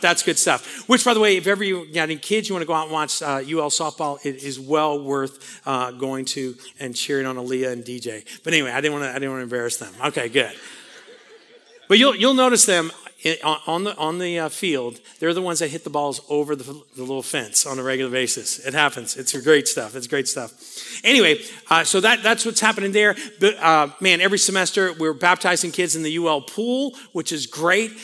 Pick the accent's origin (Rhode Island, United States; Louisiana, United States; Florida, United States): Louisiana, United States; New Orleans; I grew up in New Orleans